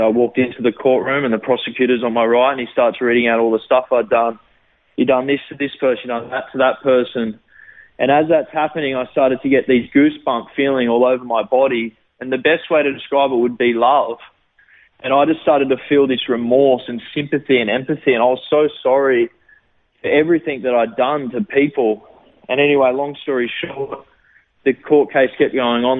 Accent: Gold Coast, Queensland, Australia; also born or lived in Sydney, Australia; I lived there for about six months and then moved to the Gold Coast, and I've lived on the Gold Coast ever since.

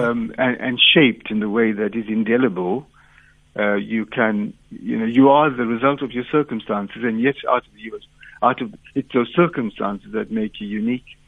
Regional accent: Durban, KwaZulu-Natal, South Africa; moved away as an adult; also born or lived in Umzinto, South Africa / Pretoria, South Africa; now in Liverpool, United Kingdom; grew up in Durban

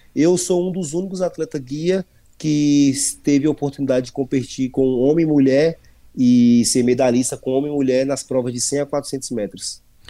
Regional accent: Brasília, Federal District, Brazil; moved away as an adult; also born or lived in São Paulo; Eu sou natural de Brasília, Distrito Federal

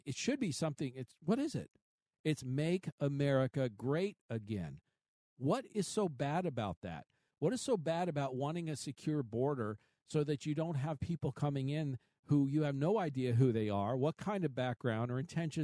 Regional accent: Arizona, United States; I'm from Arizona

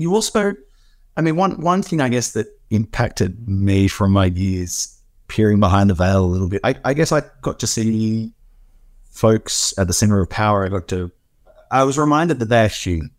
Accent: Australia; as an Australian

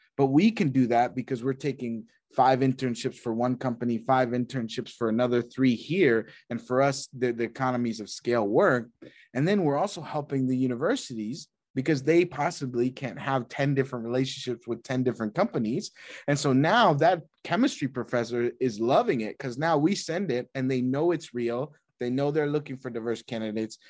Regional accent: Texas, United States; moved away as an adult; also born or lived in New York / London; I grew up in Texas, uh, country uh, town

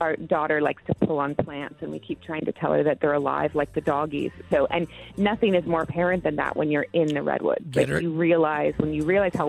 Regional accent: Portland, Oregon, United States; moved away; I grew up in Portland, and I left there in like 98. But I grew up in Portland.

